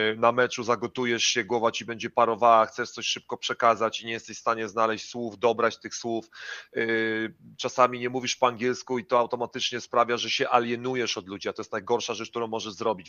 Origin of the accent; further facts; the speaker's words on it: Poland; moved away as an adult; jesteśmy Polakami, jesteśmy bardzo, bardzo biali i jesteśmy z Polski